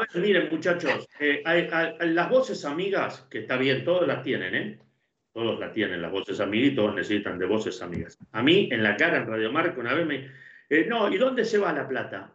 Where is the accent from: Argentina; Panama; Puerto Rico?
Argentina; siendo argentino